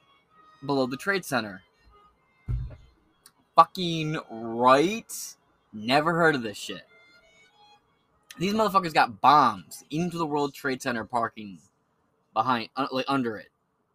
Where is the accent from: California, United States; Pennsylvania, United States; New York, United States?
New York, United States; Bronx; I grew up in the Bronx. You ain't fucking with me.